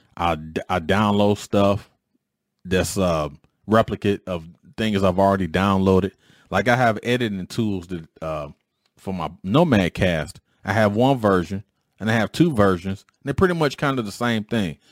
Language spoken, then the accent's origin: English; Detroit, Michigan, United States; When I was growing up in Detroit